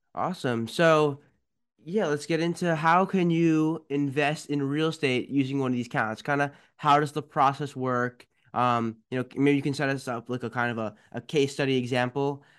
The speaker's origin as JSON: {"language": "English", "town": "Potomac", "region": "Maryland", "country": "United States", "said": "I'm from Potomac. I'm from down the street"}